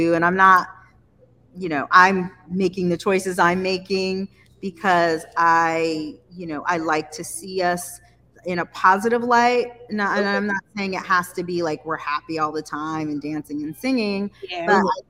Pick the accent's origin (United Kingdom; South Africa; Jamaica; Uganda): Jamaica; I put some mesh on it because I am Jamaican, and you know we love it.